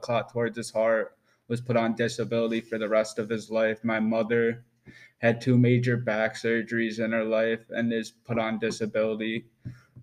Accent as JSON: {"language": "English", "region": "Western New York", "country": "United States", "said": "I am from Western New York."}